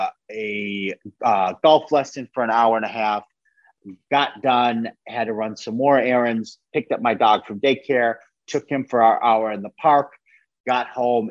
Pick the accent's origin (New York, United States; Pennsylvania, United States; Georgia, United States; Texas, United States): New York, United States; small town outside of Buffalo; I'm from Buffalo, New York. I'm from like a small town outside of Buffalo, New York.